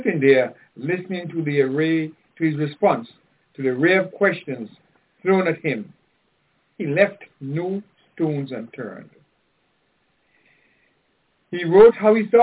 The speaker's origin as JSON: {"language": "English", "country": "Antigua & Barbuda", "tie": "born or raised there", "said": "I grew up with Tim in Antigua"}